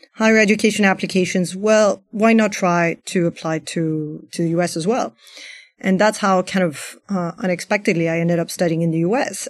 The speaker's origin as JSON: {"language": "English", "town": "Paris", "region": "Île-de-France", "country": "France", "tie": "born or raised there", "also_born_or_lived": "United States", "said": "my family's Iranian, I grew up in Paris"}